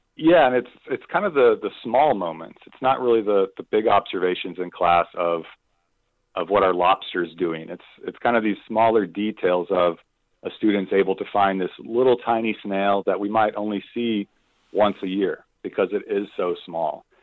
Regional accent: Phoenix, Arizona, United States; I grew up in Phoenix, Arizona

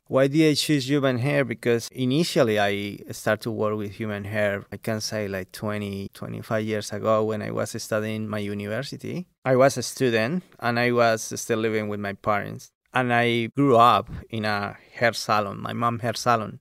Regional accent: Colombia; now in Central Coast, Australia; I grew up in Colombia, South America

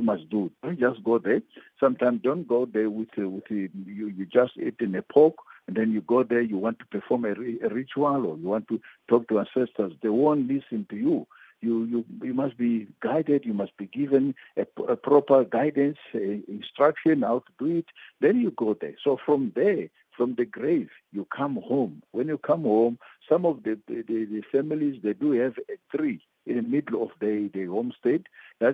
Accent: Mozambique; moved away; I was born in Mozambique

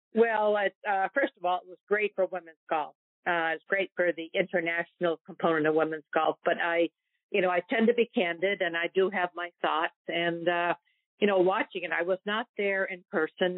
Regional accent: New Hampshire, United States; I grew up in New Hampshire

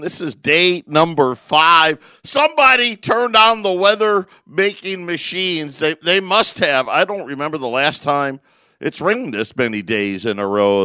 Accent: Syracuse, New York, United States; also born or lived in Phoenix area, Arizona; now in Phoenix, United States; I grew up in Syracuse, so I know what snow is

